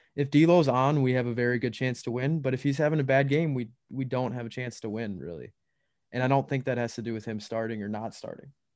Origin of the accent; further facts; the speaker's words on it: Minnesota, United States; we're from that Minnesota area